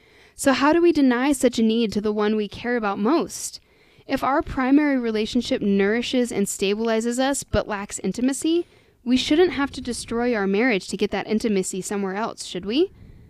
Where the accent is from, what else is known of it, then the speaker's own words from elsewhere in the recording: United States; We are American after all.